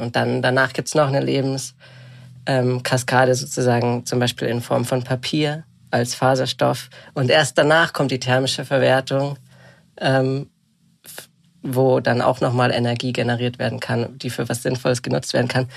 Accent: Bad Reichenhall, Bavaria, Germany; also born or lived in Munich; Ich bin gerade in Bad Reichenhall, tatsächlich dem Ort, wo ich aufgewachsen bin

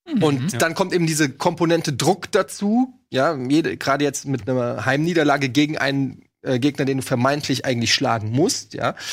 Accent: Frankfurt, Hesse, Germany; born there; moved away as an adult; also born or lived in Düsseldorf / Cologne; Nein, ich bin in Frankfurt geboren, und bin dann beruflich äh, mit äh, 20 nach Düsseldorf.

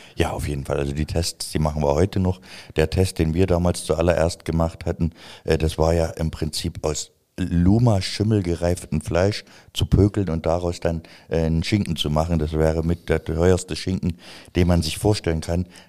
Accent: a village in East Germany, Germany; ich komme vom Dorf, ich komme vom Dorf, aus dem Osten, wo noch die Mauer stand

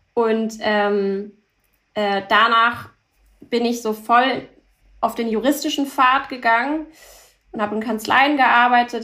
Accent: Hamburg, Germany; German is a second language; also born or lived in Paris; bin in Hamburg geboren, aufgewachsen

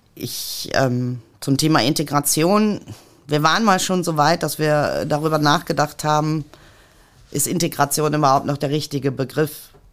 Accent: Mülheim an der Ruhr, North Rhine-Westphalia, Germany; Ich bin in Mülheim an der Ruhr geboren

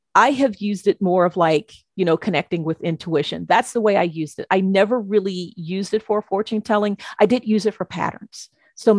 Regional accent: United States; I'm an American

